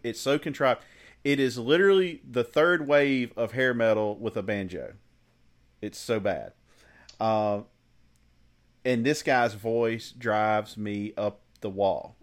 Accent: the South, United States; I grew up in the South

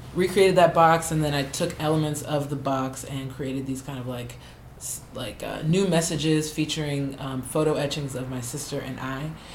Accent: New Orleans, Louisiana, United States; I am an artist from New Orleans

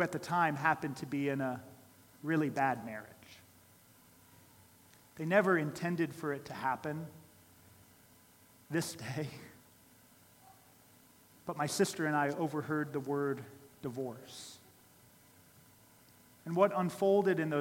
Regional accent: Columbus, Ohio, United States; I grew up in Columbus, Ohio

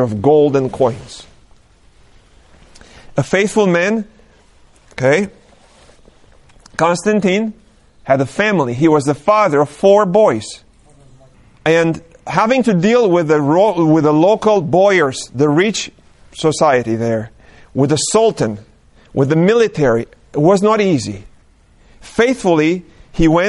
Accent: Romania; moved away; I was born and raised in Romania

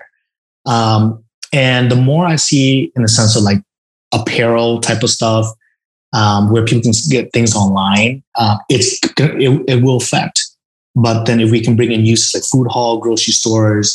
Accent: Vietnam; moved away; I'm originally from Vietnam, and I go to Vietnam every single year

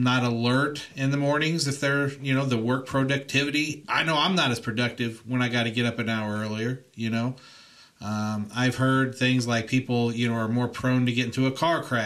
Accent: Indiana, United States; now in California, United States; I grew up in Indiana

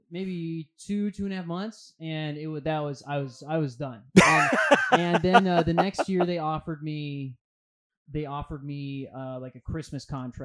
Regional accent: Sioux Falls, South Dakota, United States; Yeah, I'm from South Dakota.

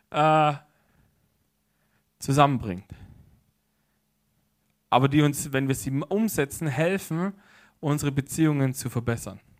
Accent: Baden-Württemberg, Germany; weil ich komme ja aus der Ecke, also hinter Stuttgart her, so vom Zeilenspitzen der Schwäbischen Alb, wie man so schön sagt

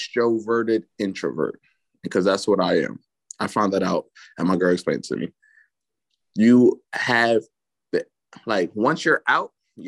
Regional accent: New York, United States; I'm from New York

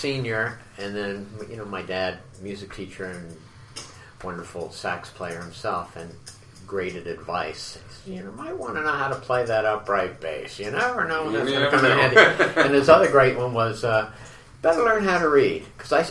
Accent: Wilmington, Delaware, United States; moved away as an adult; also born or lived in Las Vegas; I grew up in Wilmington, Delaware

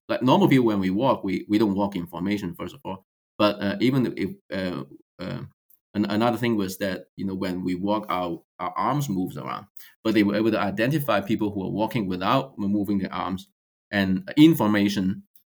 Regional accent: China; moved away as an adult; also born or lived in Hong Kong; now in United States; I was born in China until I finished uh, college, and then I spent a few years in Hong Kong before I came to the United States.

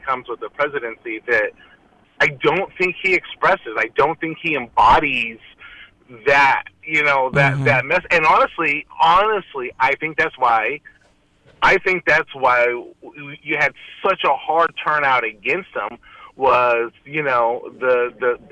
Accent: California, United States; I'm from California.

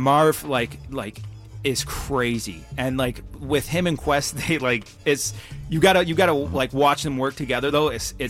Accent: Detroit, Michigan, United States; Same thing in Detroit, you know, Motown, right? You know what I mean? Like, that's where I come from. I come from Motown.

